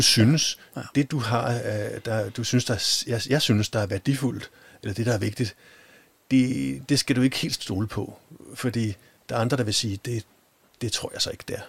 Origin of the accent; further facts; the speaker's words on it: Denmark; vi i hvert fald har som danskere